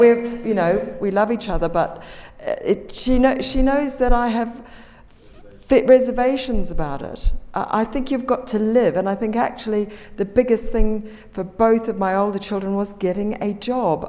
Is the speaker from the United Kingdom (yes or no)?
no; New Zealand; moved away; people like me coming from New Zealand